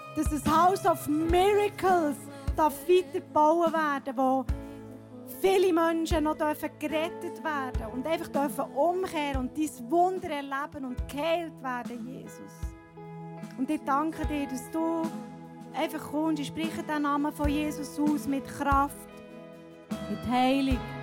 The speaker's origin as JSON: {"language": "German", "country": "Switzerland", "said": "In den Bergen, hier bei uns in der Schweiz"}